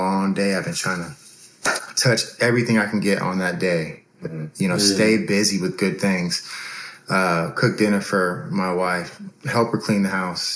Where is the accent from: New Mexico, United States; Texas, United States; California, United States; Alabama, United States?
Texas, United States; San Antonio; 33 years old, born and raised in San Antonio.